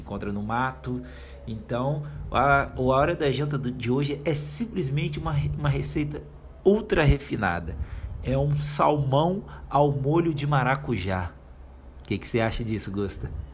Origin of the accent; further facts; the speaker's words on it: Brazil; nós somos brasileiras